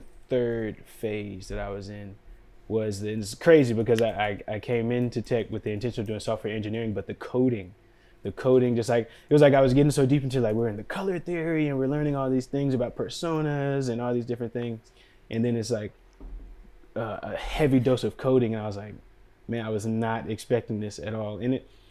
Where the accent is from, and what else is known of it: Durham, North Carolina, United States; moved away as an adult; also born or lived in Washington, D.C. / Bronx, New York